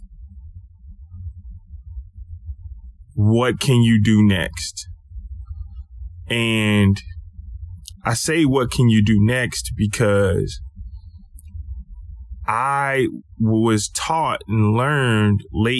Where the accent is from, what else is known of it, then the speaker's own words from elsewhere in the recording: Lake Charles, Louisiana, United States; I grew up in Lake Charles, Louisiana, in a little neighborhood called Car Shop